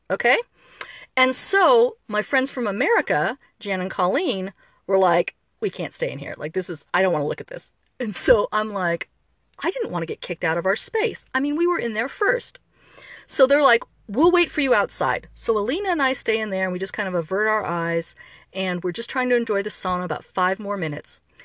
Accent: Midwest, United States; moved away; an American, especially an American from the Midwest

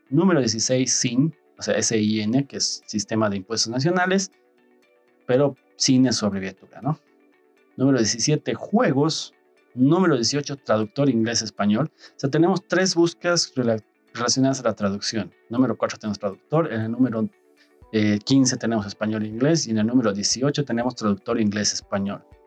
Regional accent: Bolivia; en Bolivia somos usuarios de Android

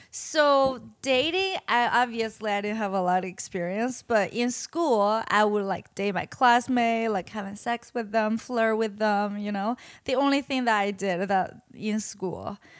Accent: Qingdao, Shandong, China; English is a second language; moved away as an adult; Mainland China. Shandong, Qingdao.

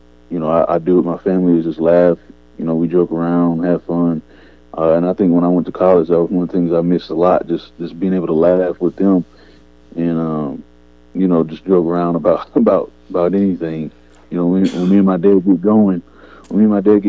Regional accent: Murfreesboro, Tennessee, United States; I'm from Murfreesboro, Tennessee. Some may know, some may don't, may not know. It's about 30 minutes from Nashville. And so that's where I'm from. That's where most of my childhood, I was raised here

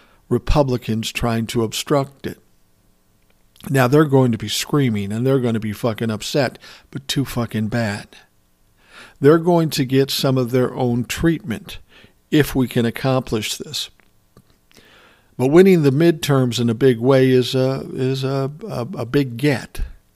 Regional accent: Connecticut, United States; Now, you know I'm from Connecticut, but on that day I will never forget when the news came in.

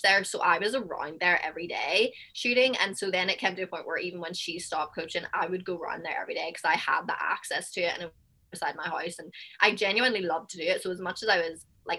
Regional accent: Belfast, Northern Ireland, United Kingdom; moved away as an adult; also born or lived in New Jersey / New York; now in Houston, United States; I'm from Belfast, Northern Ireland, and I've played basketball since forever. And my parents were my coaches.

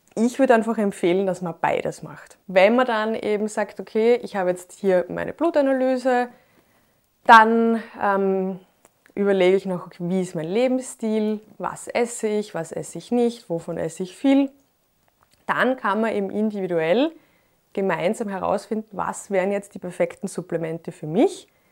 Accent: Graz, Styria, Austria; Ich bin neunzehnhundertachtundachtzig in Graz geboren

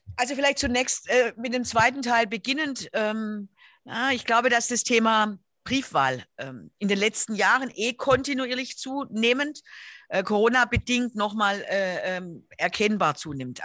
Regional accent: Stuttgart, Baden-Württemberg, Germany; Ich bin ähm, in Stuttgart geboren

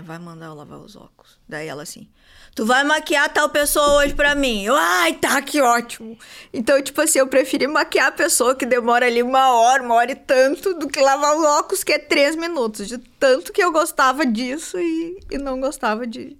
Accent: Santo Antônio da Patrulha, Rio Grande do Sul, Brazil; Eu sou de Santo Antônio da Patrulha

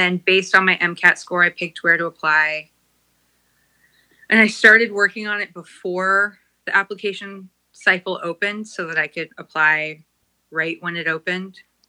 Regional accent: Southern California, United States; I'm from Southern California and I'm still here.

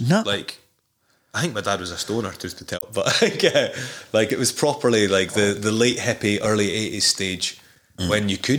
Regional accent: Newbigging, Scotland, United Kingdom; moved away as an adult; also born or lived in New Zealand / Georgia / Elgin; even growing up in Newbiggin

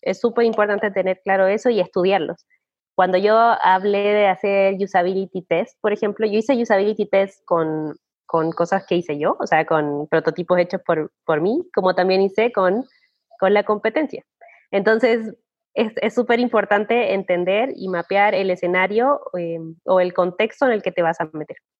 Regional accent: Chile; moved away as an adult; also born or lived in Australia; soy una chilena que viajó a Australia

